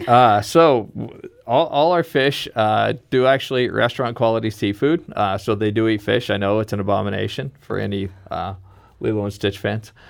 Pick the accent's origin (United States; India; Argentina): United States; Kansas City, Missouri; my hometown in Kansas City